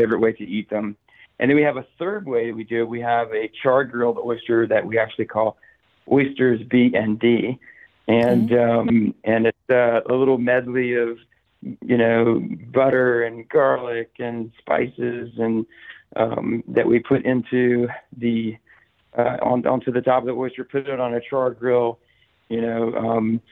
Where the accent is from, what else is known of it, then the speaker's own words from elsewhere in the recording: South Carolina, United States; moved away as an adult; now in Tampa, United States; I'm originally from South Carolina and had some experience growing up and in college.